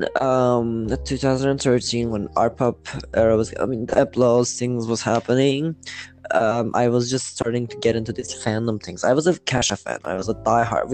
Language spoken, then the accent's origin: English; İzmir, Turkey; also born or lived in Manisa, Turkey; I came to Izmir, which my school life started here. Everything started here, but I was born in Marison